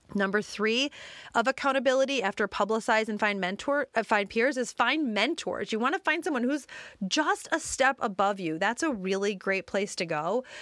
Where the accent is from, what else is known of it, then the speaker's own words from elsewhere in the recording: Detroit, Michigan, United States; I grew up in the Detroit suburbs